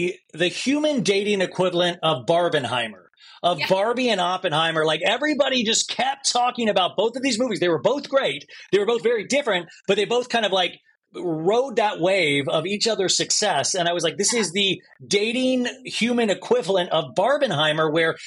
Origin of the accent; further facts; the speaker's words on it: Olathe, Kansas, United States; I'm from Kansas as well. Like I'm actually from Olathe, Kansas